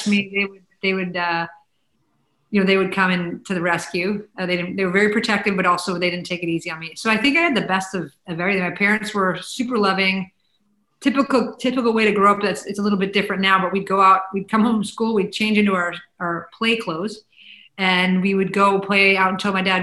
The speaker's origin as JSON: {"language": "English", "town": "Chicago", "region": "Illinois", "country": "United States", "tie": "born or raised there", "said": "we grew up in the Chicago area and we had season tickets to the Blackhawks"}